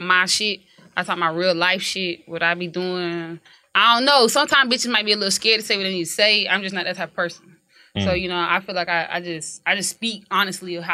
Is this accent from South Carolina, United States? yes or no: yes; Columbia, South Carolina, United States; I am from Columbia, South Carolina